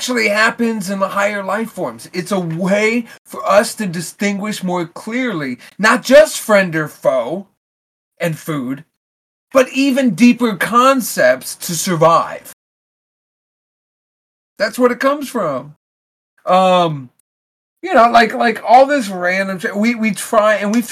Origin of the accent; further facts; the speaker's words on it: United States; we as American people